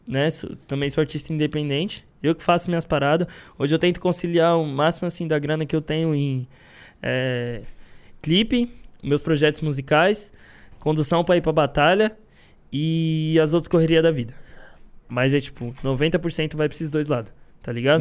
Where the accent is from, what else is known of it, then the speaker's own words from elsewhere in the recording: São Paulo, Brazil; eu sou de São Paulo.